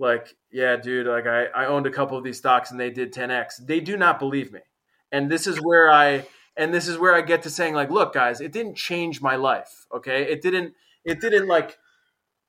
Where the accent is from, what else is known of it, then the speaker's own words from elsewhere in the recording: United States; moved away as an adult; now in Portugal; living in foreign countries for me has given me that as an American